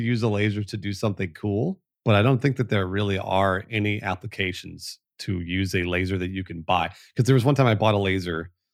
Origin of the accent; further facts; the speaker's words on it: Los Angeles, California, United States; moved away; I was born in the Valley, in the San Fernando Valley, which is the the home of the Valley Girl accent